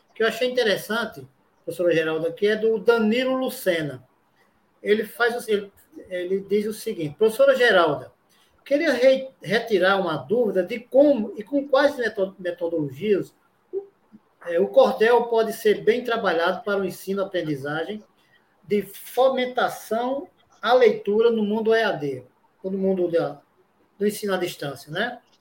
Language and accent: Portuguese; Caicó, Rio Grande do Norte, Brazil; moved away; eu sou do interior, sou de Caicó, próximo lá da sua terra, né? Nós nascemos ali pelo Seridó